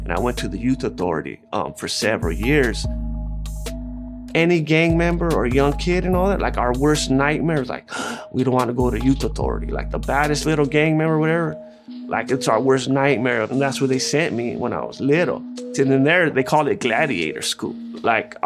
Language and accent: English; United States; I'm American-Mexican